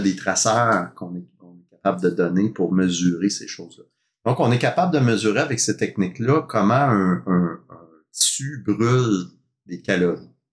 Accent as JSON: {"language": "French", "town": "Montreal", "region": "Quebec", "country": "Canada", "tie": "born or raised there", "also_born_or_lived": "Sherbrooke", "moved": "as an adult", "said": "j'ai grandi à Montréal, dans l'est de Montréal"}